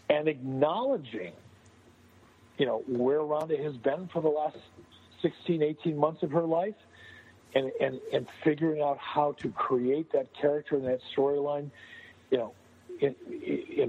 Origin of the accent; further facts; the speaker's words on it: Detroit, Michigan, United States; moved away; I'm a Detroit guy